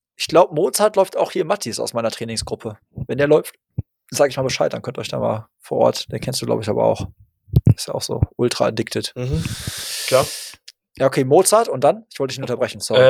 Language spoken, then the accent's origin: German; Hagen, North Rhine-Westphalia, Germany; in meine Heimatstadt Hagen